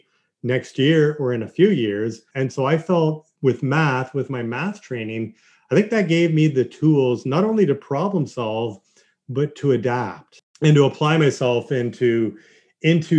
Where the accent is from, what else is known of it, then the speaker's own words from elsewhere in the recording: Kingston, Ontario, Canada; I grew up in Kingston